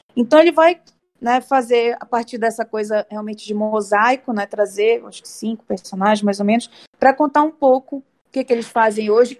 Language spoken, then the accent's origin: Portuguese; Belém, Pará, Brazil; now in São Paulo, Brazil; eu sou de Belém do Pará, Estou né? morando aqui em São Paulo.